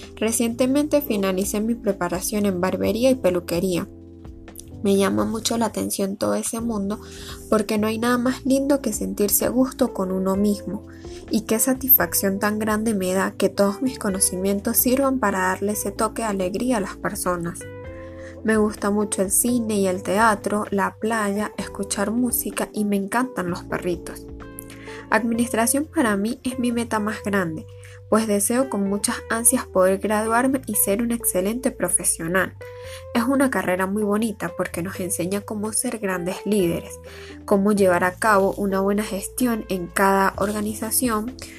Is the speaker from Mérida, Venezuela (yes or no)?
yes; Lagunillas, Mérida, Venezuela; nací y vivo en Lagunillas, Estado Mérida